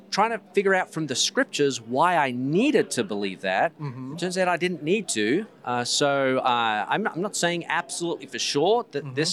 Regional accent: Australia; because I'm originally from Australia.

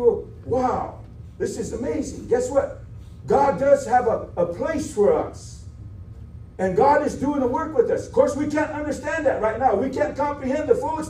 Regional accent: South Dakota, United States; I'm from South Dakota, on my way to Georgia

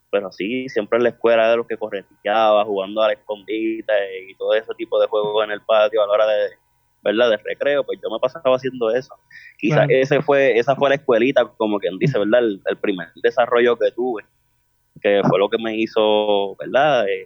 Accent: Carolina, Puerto Rico; Gracias, eh, de Carolina.

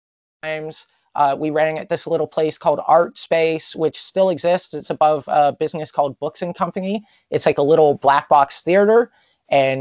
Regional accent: Prince George, British Columbia, Canada; now in Vancouver, Canada; I grew up in Prince George

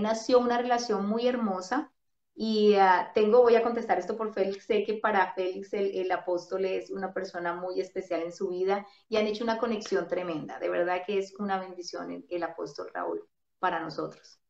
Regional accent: Bogotá, Colombia; yo soy de Bogotá y es muy frío

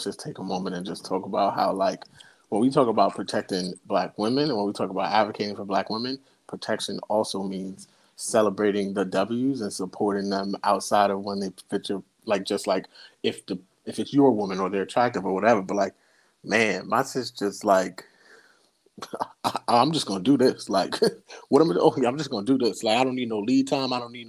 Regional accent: New York City, New York, United States; I grew up in Flatbush and Canarsie, so it was unique.

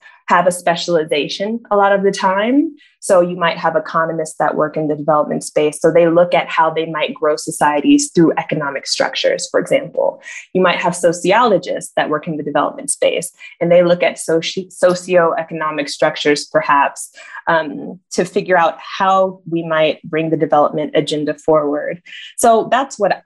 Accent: California, United States; moved away as an adult; I'm from California originally

